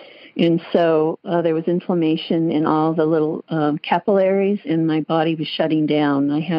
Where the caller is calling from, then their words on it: Pleasanton, California, United States; and I'm from Pleasanton, California.